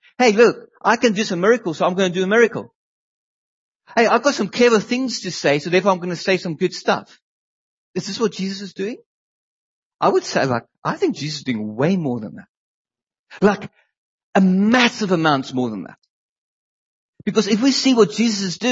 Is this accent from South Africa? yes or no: yes; South Africa; moved away as an adult; now in England, United Kingdom; Leanne grew up in South Africa. And so did